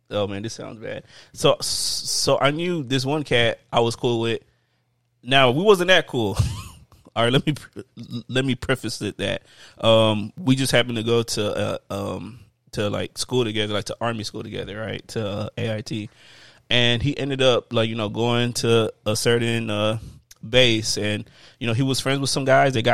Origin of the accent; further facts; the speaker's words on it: New Orleans, Louisiana, United States; I'm from New Orleans, baby. Like, that's what we do.